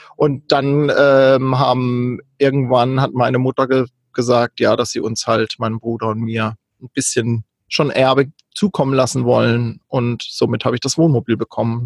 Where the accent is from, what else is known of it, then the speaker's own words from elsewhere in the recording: Kaiserstuhl, Baden-Württemberg, Germany; moved away as an adult; also born or lived in North Frisia; ich bin ursprünglich ähm, in Süddeutschland aufgewachsen am schönen Kaiserstuhl und war da bis Ende 20